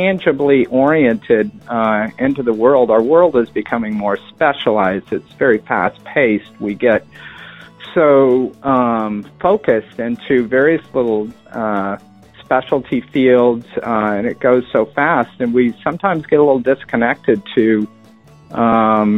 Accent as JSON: {"language": "English", "town": "Stockton", "region": "California", "country": "United States", "tie": "born or raised there", "also_born_or_lived": "Midway Island / Hawaii / Newport, Rhode Island", "said": "I grew up in Stockton, California, in the middle of the Central Valley."}